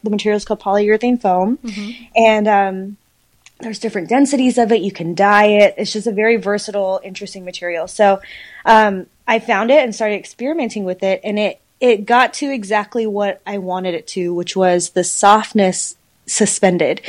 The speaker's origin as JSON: {"language": "English", "town": "Dallas", "region": "Texas", "country": "United States", "tie": "born or raised there", "also_born_or_lived": "Houston, Texas", "said": "I grew up in Dallas, Fort Worth, probably since middle school."}